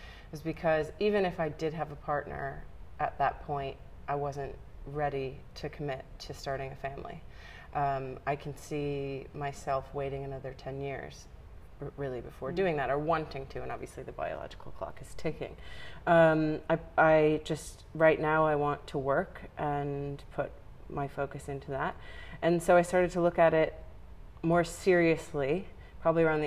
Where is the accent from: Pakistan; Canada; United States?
United States; moved away as an adult; I'm originally from America, so I moved to a foreign country